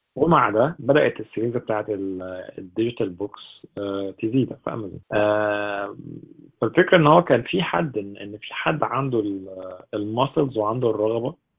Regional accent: Egypt

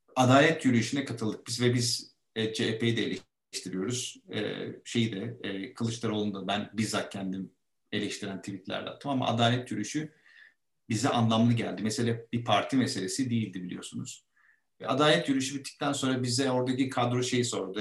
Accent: İzmit, Kocaeli, Turkey; moved away as an adult; now in Istanbul, Turkey; İzmit'ten orada büyüdük. Burada İstanbul'da okulları okuduk

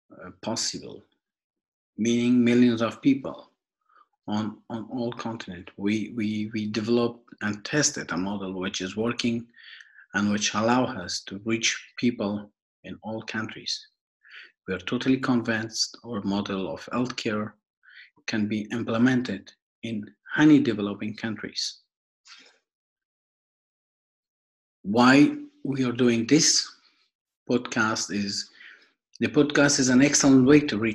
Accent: Afghanistan; now in Switzerland; I'm originally from Afghanistan and I'm living in Switzerland since 2012.

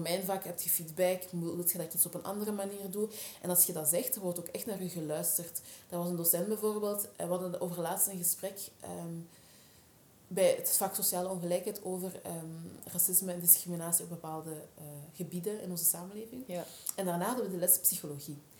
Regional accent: Scherpenheuvel, Flanders, Belgium; accent: Flemish Dutch; ik ben geboren en getogen eigenlijk in België. Daarom ook dat ik gewoon Vlaams-Nederlands spreek.

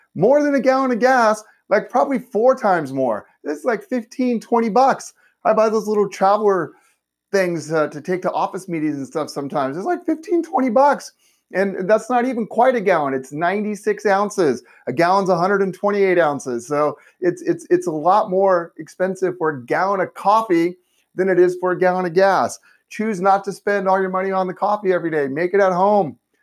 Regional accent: Southern California, United States; I'm a native. I was born and raised in Southern California. I've never lived anywhere else.

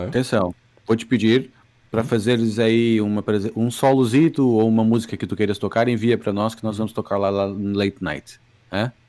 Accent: Brazil; Eu sendo do Brasil

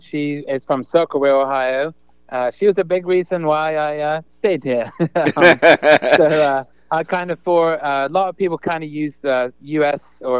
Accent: England, United Kingdom; So I kind of assumed I would go back to England, play for my hometown there.

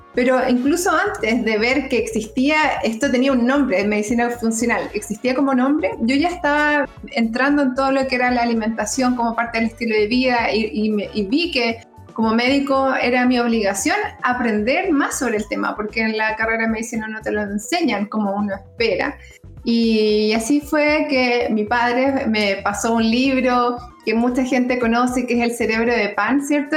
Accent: Concepción, Biobío, Chile; soy oriunda de Concepción, penquista

